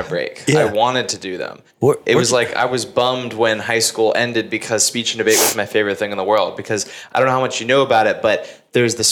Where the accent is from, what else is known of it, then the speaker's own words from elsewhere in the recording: Carrollton, Texas, United States; Grew up in a suburb called Carrollton